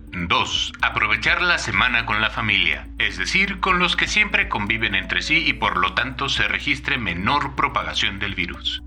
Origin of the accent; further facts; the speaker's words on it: Mexico; Como mexicano, fumador, con un historial familiar de cáncer por fumar